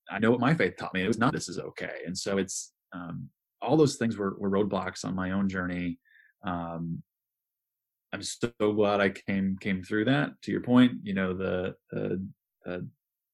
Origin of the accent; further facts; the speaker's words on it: Midwest, United States; I grew up here in the Midwest